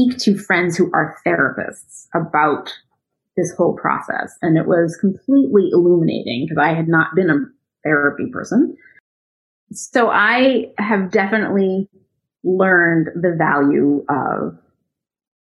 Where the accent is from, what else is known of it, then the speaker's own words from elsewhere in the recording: United States; I'm an American citizen. I was actually born here